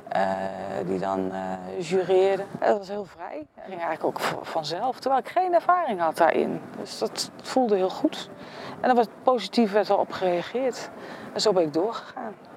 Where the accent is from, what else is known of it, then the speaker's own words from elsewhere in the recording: Utrecht, Netherlands; ik ben opgegroeid in Kanaleiland